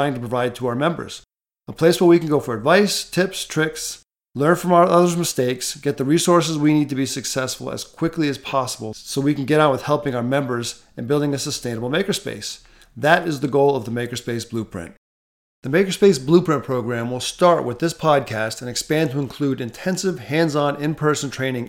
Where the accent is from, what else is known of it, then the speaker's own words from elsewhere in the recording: Rhode Island, United States; also born or lived in Texas; now in Southern California, United States; I grew up in Rhode Island, went to college in Texas at the University of Texas at Austin and Arlington, and now reside in Southern California